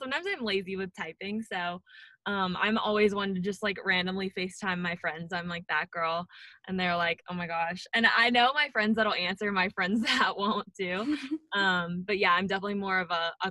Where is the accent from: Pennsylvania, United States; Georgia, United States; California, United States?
Georgia, United States; near the Tennessee state line; My house is in Georgia, so I'm in state. I tell a lot of people I'm from Tennessee, even though my house is like right in state lines.